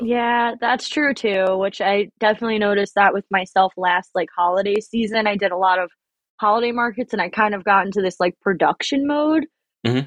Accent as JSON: {"language": "English", "area": "Long Island", "region": "New York", "country": "United States", "tie": "born or raised there", "moved": "as an adult", "lives_now": "Oregon, United States", "said": "I grew up on Long Island"}